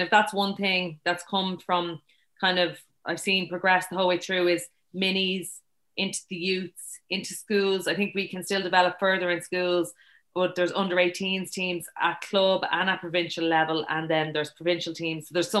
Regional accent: Dublin, Leinster, Ireland; moved away as an adult; also born or lived in Limerick; I'm from Dublin and went down there to do PE teaching.

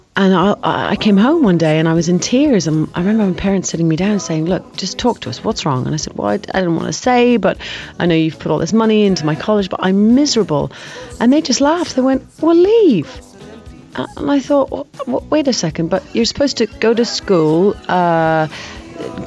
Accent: Ireland; I had the best childhood growing up in Ireland.

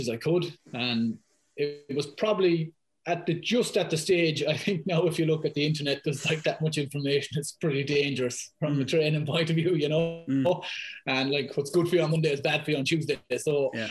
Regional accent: Ballaghaderreen, Connacht, Ireland; accent: thick Irish; moved away as an adult; now in London, United Kingdom; I'm from Balladareen up in Mayo. Would have grown up there

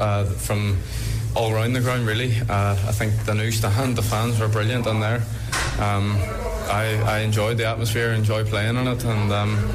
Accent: Derry, Northern Ireland, United Kingdom; obviously it's my hometown club.

